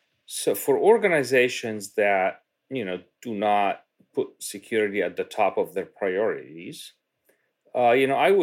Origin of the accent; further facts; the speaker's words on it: Cairo, Cairo Governorate, Egypt; My father was a high-level official in the Egyptian government for quite a long time. He actually ran the health department for the country